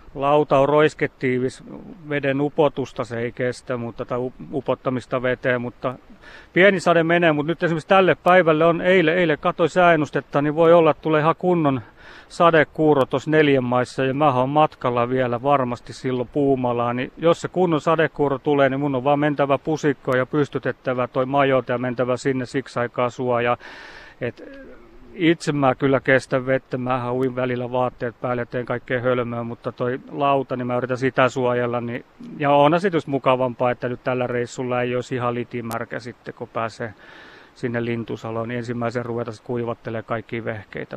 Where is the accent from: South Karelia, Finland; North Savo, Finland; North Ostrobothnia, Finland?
South Karelia, Finland; Imatra; itse olen Imatralta kotosi